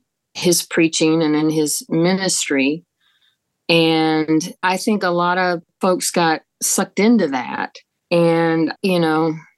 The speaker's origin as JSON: {"language": "English", "town": "Charlotte", "region": "North Carolina", "country": "United States", "tie": "born or raised there", "said": "born and raised in Charlotte."}